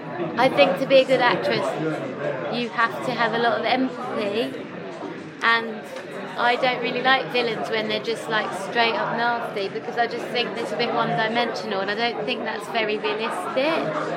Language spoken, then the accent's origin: English; the north of England, United Kingdom; accent: north of England; I have an accent from the north of England.